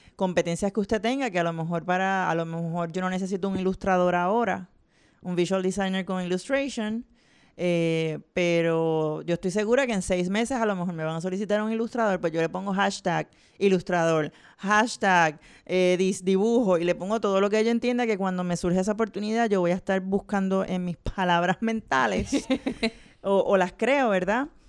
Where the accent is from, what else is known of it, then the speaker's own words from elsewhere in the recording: Vega Alta, Puerto Rico; Yo soy de Vega Alta, así que trabajé en, uh. Claire's del Mall.